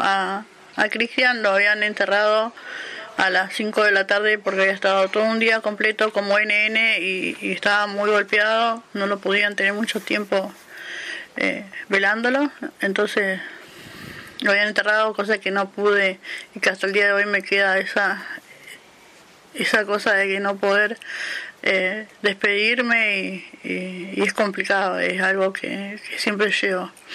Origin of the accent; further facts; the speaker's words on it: Viedma, Río Negro, Argentina; also born or lived in Neuquén; soy de la ciudad de Viedma, provincia de Río Negro